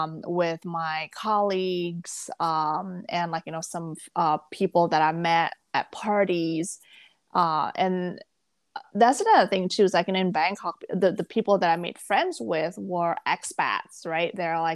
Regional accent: Jakarta, Indonesia; moved away; also born or lived in Malaysia / Singapore / Thailand; Because like I moved out from Jakarta where I grew up. I was in Malaysia for a little bit and then Singapore for a little bit.

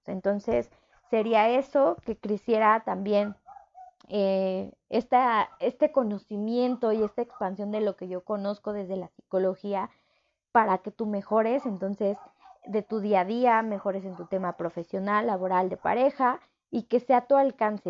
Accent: Mexico City, Mexico; yo soy de Ciudad de México

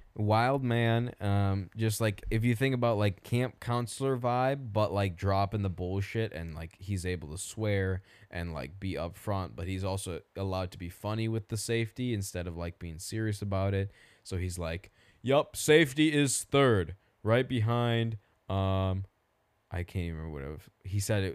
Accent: Indiana, United States; nobody cares because we're from Indiana

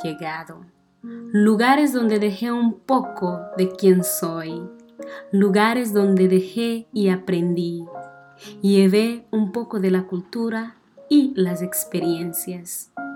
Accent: northern Mozambique, Mozambique; Spanish is a second language; moved away as an adult; now in Missouri, United States; He nacido el 28 de febrero de 1996 en una pequeña ciudad del norte de Mozambique, en sur de África

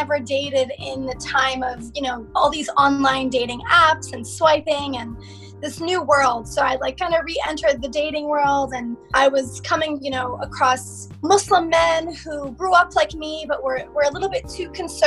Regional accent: United States; growing up in the West and figuring out, you know, am I American? Am I Egyptian?

